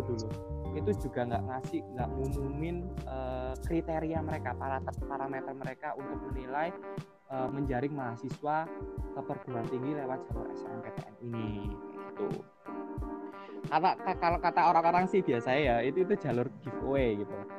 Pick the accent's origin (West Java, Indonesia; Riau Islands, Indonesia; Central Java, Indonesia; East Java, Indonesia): East Java, Indonesia; Gresik; Asal dari SMA Muhammadiyah 1 Gresik, absolutely dari Gresik